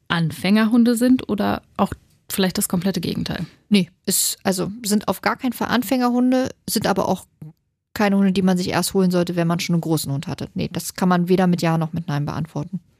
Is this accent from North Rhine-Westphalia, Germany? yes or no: no; Hanover, Lower Saxony, Germany; Das ist bei uns in Hannover ein Stadtteil